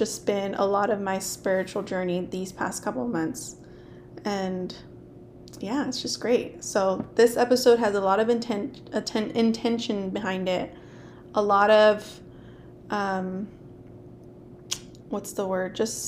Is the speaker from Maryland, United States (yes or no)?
no; Lindsay, California, United States; I grew up in Lindsay. So there's like a lot of kids whose first language was Spanish.